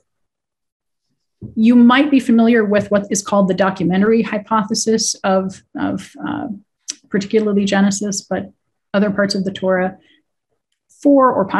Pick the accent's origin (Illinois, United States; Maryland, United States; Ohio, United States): Ohio, United States; Cincinnati; my hometown